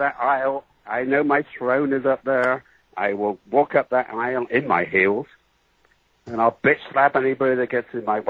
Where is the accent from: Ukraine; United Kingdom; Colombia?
United Kingdom; England; I'm a little bit exotic because I came from England